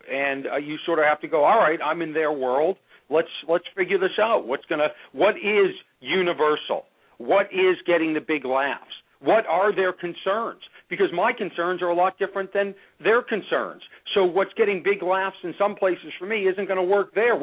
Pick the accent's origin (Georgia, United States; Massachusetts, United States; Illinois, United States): Massachusetts, United States; Boston; moved away; I'm from Boston